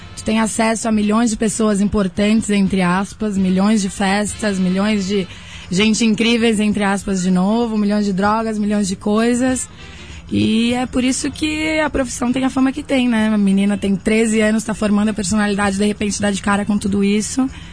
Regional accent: Blumenau, Santa Catarina, Brazil; eu sou de Blumenau, Santa Catarina

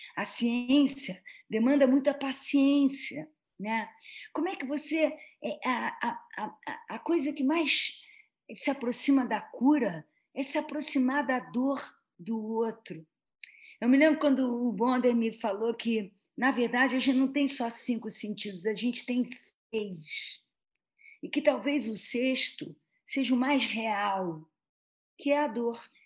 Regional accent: Rio de Janeiro, Brazil; eu sou carioca

